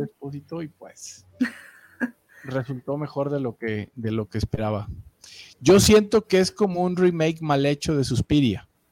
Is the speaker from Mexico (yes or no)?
yes; Mexico City, Mexico; yo que soy de CDMX, pues del DF, yo, todavía le digo el DF